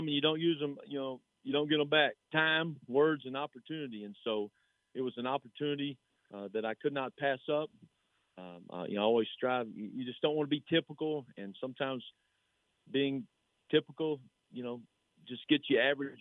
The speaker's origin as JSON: {"language": "English", "town": "Salado", "region": "Texas", "country": "United States", "tie": "born or raised there", "said": "my hometown and for the school that I was assistant at and a school that I played for"}